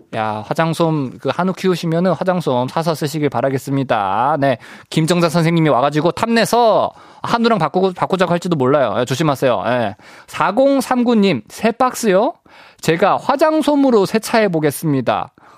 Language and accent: Korean; Busan, South Korea; moved away; 저는 어렸을 때 이제 부산 살았어 가지고